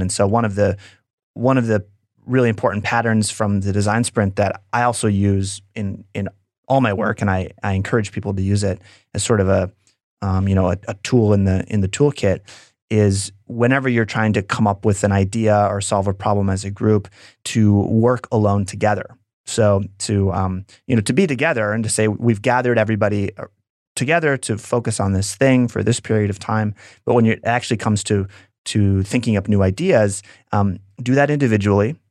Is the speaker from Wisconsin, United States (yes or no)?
yes; Wisconsin, United States; also born or lived in San Francisco; if I wasn't from Wisconsin